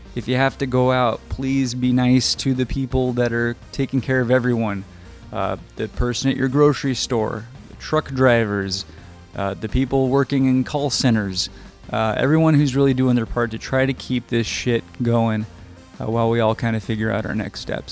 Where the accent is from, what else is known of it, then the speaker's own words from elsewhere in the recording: Arizona, United States; we're from Arizona